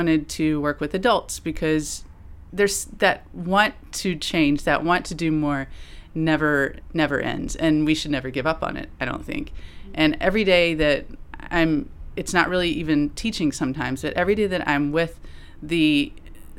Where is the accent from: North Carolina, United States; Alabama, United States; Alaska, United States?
North Carolina, United States; moved away as an adult; now in Santiago, Chile; I am from North Carolina